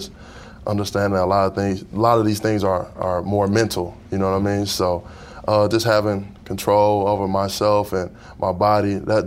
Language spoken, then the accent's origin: English; Detroit, Michigan, United States; I'm originally from Detroit